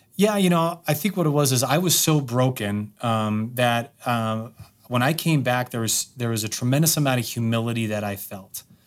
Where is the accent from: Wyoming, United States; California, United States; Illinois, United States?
Wyoming, United States; I grew up in Wyoming